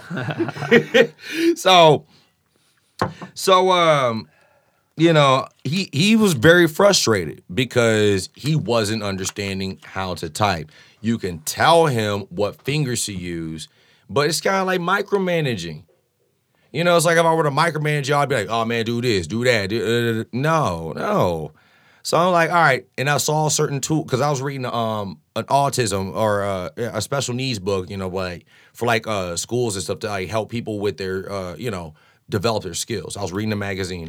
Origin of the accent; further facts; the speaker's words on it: Champaign, Illinois, United States; moved away as an adult; now in Chicago, United States; Growing up in Champaign